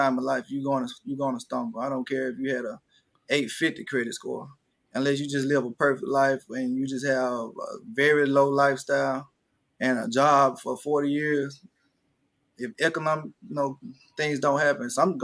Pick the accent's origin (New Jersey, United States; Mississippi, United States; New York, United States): Mississippi, United States; Panola County; growing up, you know, in Panola County